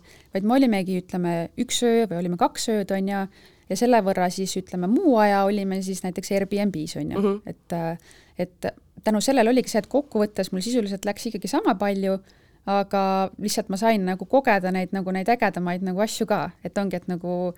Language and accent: Estonian; Viljandi, Viljandi County, Estonia; now in Tallinn, Estonia; elan Tallinnas, algselt olen pärit Viljandist